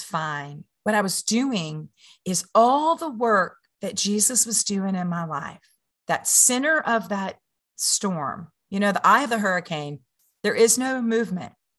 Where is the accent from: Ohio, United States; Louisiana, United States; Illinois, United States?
Louisiana, United States; I'm from Louisiana